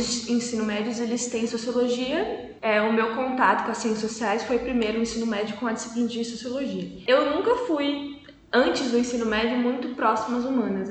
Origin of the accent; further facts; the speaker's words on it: Poços de Caldas, Minas Gerais, Brazil; moved away as an adult; also born or lived in Manaus; now in Campinas, Brazil; nasci e cresci em Poços de Caldas